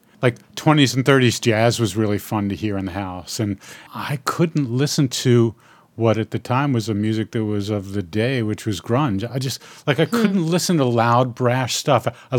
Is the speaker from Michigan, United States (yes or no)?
no; New York City, New York, United States; As a kid, I grew up in Brooklyn